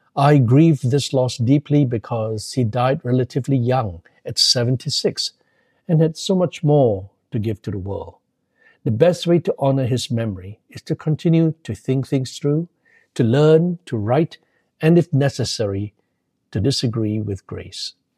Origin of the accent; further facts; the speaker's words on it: Malaysia; moved away as an adult; also born or lived in London, United Kingdom; growing up in a Methodist family in Muslim majority Malaysia